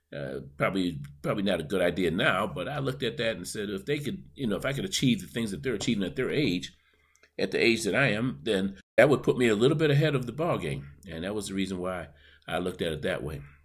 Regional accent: Buffalo, New York, United States; my hometown of Buffalo, New York

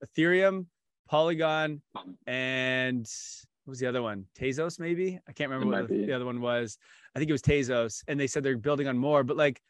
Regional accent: Canada; NHL, my favorite as a Canadian.

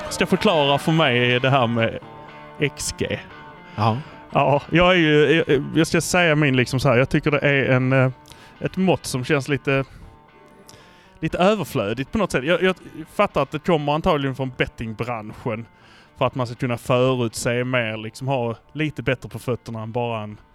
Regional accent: Malmö, Skåne, Sweden; Men vi är från Malmö.

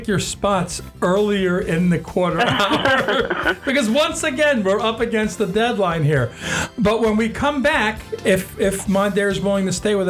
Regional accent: Westchester, New York, United States; also born or lived in Ohio; I'm from Westchester

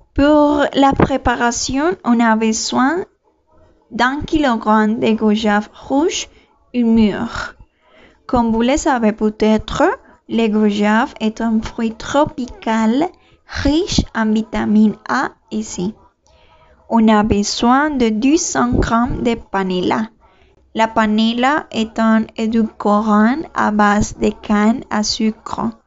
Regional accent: Colombia; moved away; Ce pays, c'est la Colombie mon pays d'origine. Comme colombienne

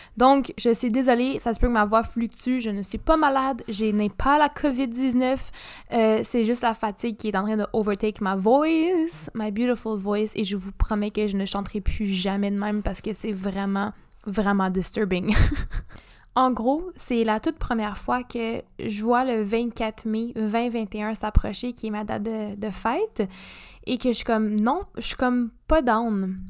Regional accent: Montreal, Quebec, Canada; moved away as an adult; now in Sherbrooke, Canada; je viens de Montréal ou HEC

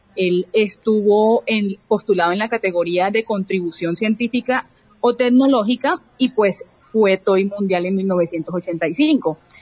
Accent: Barranquilla, Atlántico, Colombia; soy una mujer barranquillera

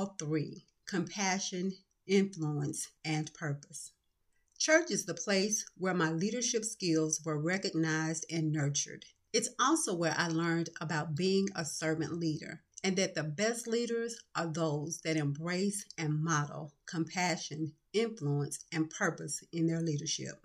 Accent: Atlanta, Georgia, United States; Growing up in Atlanta, Georgia, with my parents and sister

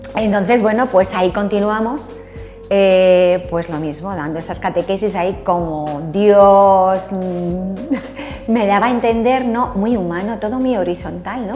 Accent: Alcalá de Henares, Community of Madrid, Spain; moved away as an adult; now in Torrejón del Rey, Spain; Nací en Madrid, pero sobre los ocho años nos vinimos para Alcalá.

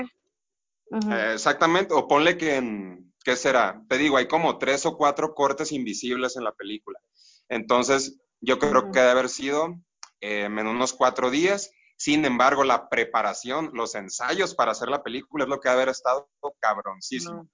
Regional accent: Los Mochis, Sinaloa, Mexico; moved away as an adult; now in Morelia, Mexico; vivo ahorita en Morelia, bueno, soy de Los Mochis, este Sinaloa

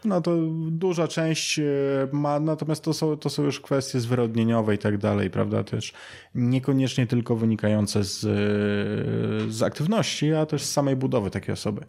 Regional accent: Siedlce, Masovian Voivodeship, Poland; w Siedcach po prostu skąd pochodzę

